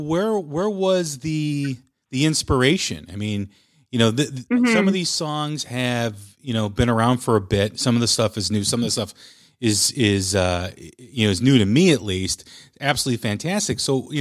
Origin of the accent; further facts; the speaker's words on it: Chicago, Illinois, United States; I'm from Chicago, so we always like to needle our Wisconsin neighbors from being up north